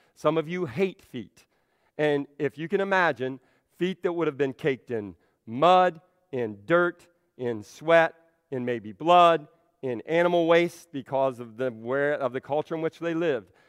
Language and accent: English; Central Ohio, United States; now in Belleville, United States; I'm from C- Central Ohio